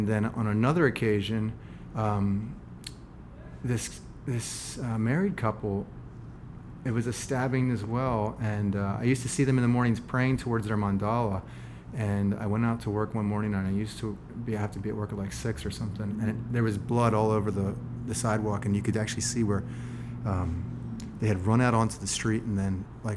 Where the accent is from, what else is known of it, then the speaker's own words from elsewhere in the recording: Harrisburg, Pennsylvania, United States; moved away as an adult; also born or lived in Baltimore; Harrisburg area is where I grew up